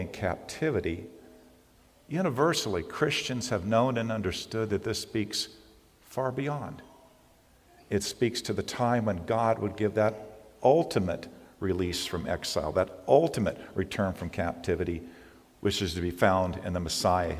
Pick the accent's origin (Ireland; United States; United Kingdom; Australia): United States; California; I'm a Californian and I have survived three major earthquakes